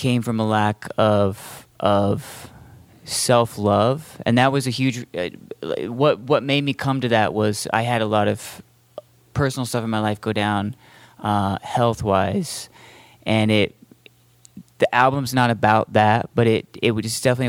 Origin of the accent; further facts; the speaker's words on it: Boise, Idaho, United States; me and Logan, we're both from Boise